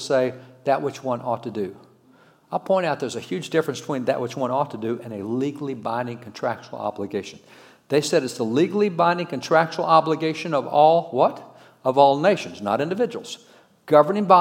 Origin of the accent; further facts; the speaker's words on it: Texas, United States; I'm a cowboy from Texas.